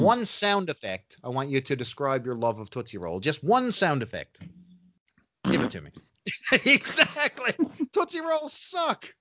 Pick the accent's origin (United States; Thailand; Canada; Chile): Canada; I'm a Canadian